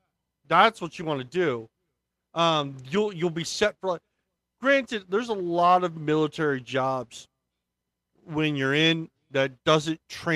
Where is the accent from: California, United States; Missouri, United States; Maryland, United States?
Maryland, United States; My whole family is Navy, so, and I grew up in Maryland, so I'm literally about minutes away from the shipyard.